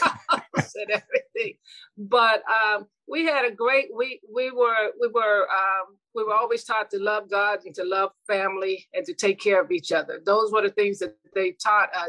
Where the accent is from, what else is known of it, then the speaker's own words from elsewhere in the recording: Youngstown, Ohio, United States; moved away; I'm from originally from Youngstown, Ohio. I'm the second oldest of nine children. And I grew up with my mom